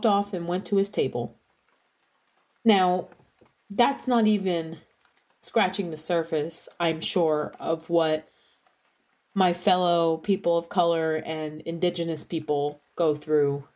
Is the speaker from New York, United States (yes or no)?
yes; New York, United States; moved away; also born or lived in Southern Illinois; My family's from New York. I'm from New York.